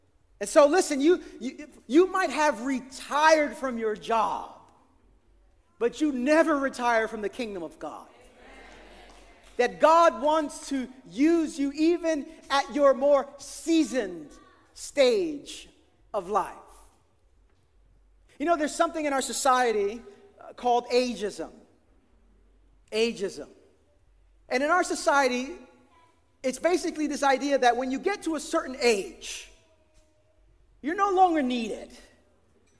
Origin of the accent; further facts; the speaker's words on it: New York City, New York, United States; I grew up in East New York, Brooklyn, in the 80s and 90s